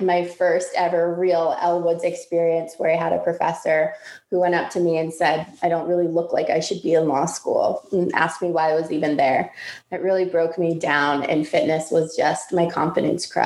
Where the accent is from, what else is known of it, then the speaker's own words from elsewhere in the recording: Massachusetts, United States; now in Washington, D.C., United States; I grew up in Massachusetts from a Jewish family